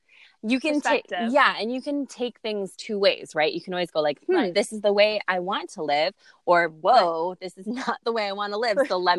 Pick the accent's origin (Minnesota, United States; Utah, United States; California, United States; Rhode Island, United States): California, United States; born there; also born or lived in Lanai, Hawaii; I was born in California. I moved from LA, which is like big bustling city, to a tiny little island called Lanai